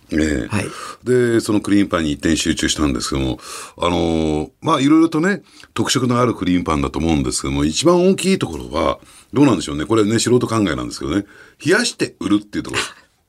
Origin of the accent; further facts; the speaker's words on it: Tokyo, Japan; 私たち東京人間